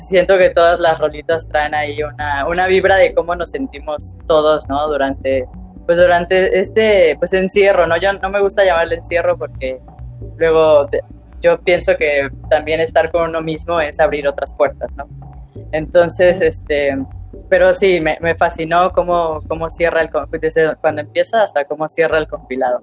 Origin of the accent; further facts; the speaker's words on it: Veracruz, Mexico; moved away as an adult; now in Cholula, Mexico; Veracruz, pues vaya, es mi tierra, mi tierra natal